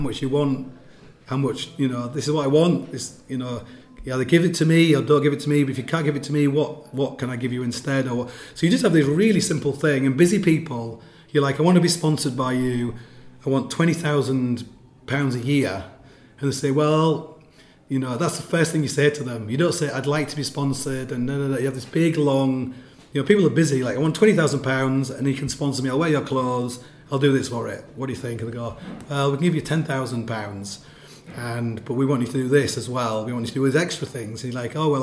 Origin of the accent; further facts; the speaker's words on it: England, United Kingdom; I'm from England.